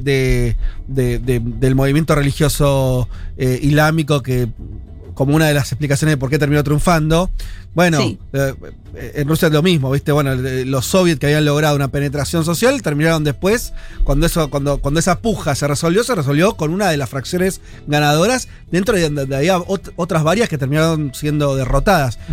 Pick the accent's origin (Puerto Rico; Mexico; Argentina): Argentina; yo nací en Argentina